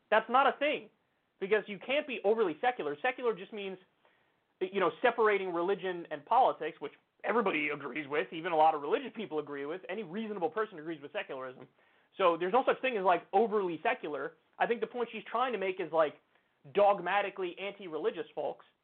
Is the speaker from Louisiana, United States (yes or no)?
no; Texas, United States; I was born and raised in Texas. So I've seen it.